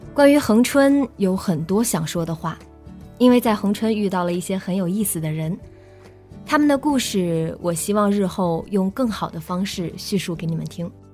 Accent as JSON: {"language": "Chinese", "country": "China", "said": "咱们内地人"}